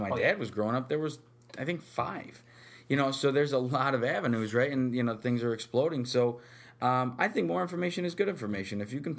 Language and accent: English; Utica, New York, United States; Born and raised in Utica, New York.